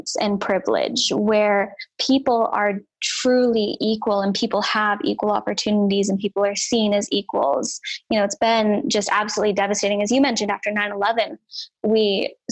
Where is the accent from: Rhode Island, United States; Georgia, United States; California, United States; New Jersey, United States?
California, United States; Humboldt County, Northern; born or raised there; moved away; also born or lived in Willamette Valley, Oregon